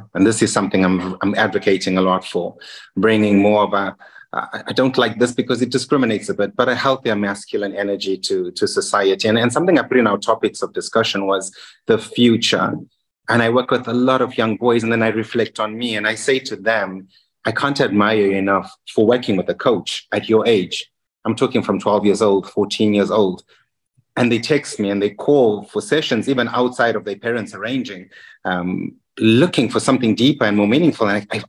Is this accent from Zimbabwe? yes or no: yes; Zimbabwe; English is a second language; also born or lived in Ramsgate / Margate / Bristol / London; now in Luxembourg; Being an English, Zimbabwe is a British colony. So we didn't have too much of a culture shock in terms of language and ways. I have a lot of family in the UK.